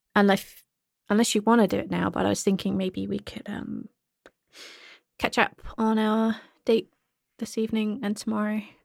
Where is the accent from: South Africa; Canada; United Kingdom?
United Kingdom; I'm the British one.